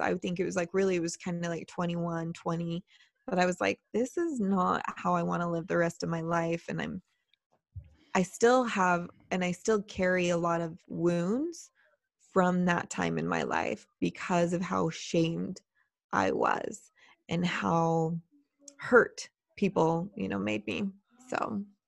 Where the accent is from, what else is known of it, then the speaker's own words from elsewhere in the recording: Utah, United States; I'm from Utah, we record out of Utah